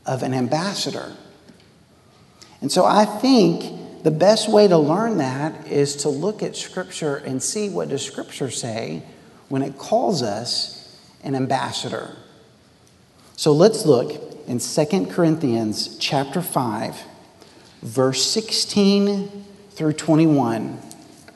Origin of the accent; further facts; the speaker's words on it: Texas, United States; also born or lived in Worcester, England; I came green from Texas, and I went to Worcester, England